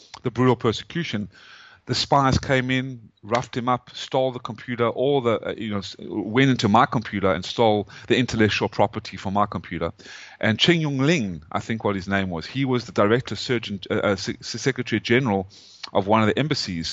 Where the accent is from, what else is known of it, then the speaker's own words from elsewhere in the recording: South Africa; moved away as an adult; also born or lived in Atlanta, Georgia, United States; now in United States; I am an American citizen, even though my accent, I came from South Africa.